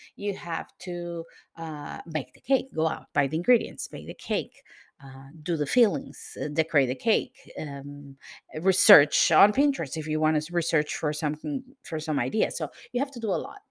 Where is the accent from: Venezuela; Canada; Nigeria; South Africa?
Venezuela; now in Lisbon, Portugal; I'm from Venezuela, but I live in Lisbon, Portugal